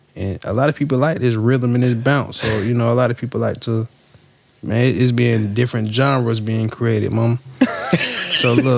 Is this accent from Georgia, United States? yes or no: yes; Atlanta, Georgia, United States; I'm from Atlanta. I'm from, yeah, I'm from here